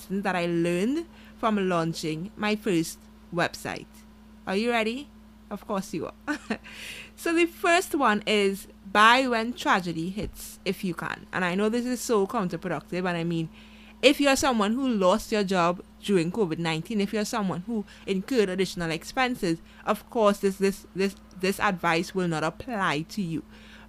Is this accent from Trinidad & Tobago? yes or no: yes; Trinidad & Tobago; I'm from Trinidad and Tobago